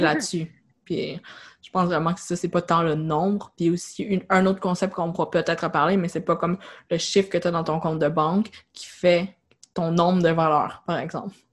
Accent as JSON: {"language": "French", "region": "Quebec", "country": "Canada", "said": "en tant que Québécois, on n'est pas habitué de payer"}